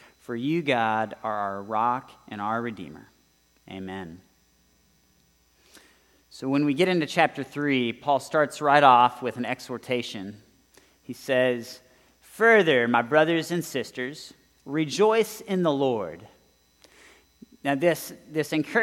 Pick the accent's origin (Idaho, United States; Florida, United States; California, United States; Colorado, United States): California, United States; Southern; now in Texas, United States; I grew up in Southern California.